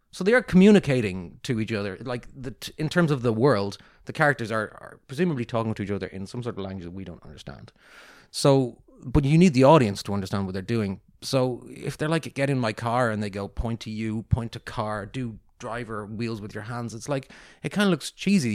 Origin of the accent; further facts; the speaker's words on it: Ireland; moved away; also born or lived in Singapore; I'm so Irish.